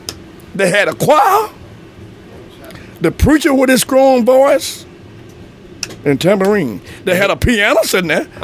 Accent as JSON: {"language": "English", "town": "Pontotoc", "region": "Mississippi", "country": "United States", "tie": "born or raised there", "said": "Well, I'm from Pontotoc, Mississippi. That's my home. I'm still living in the same place they made me at."}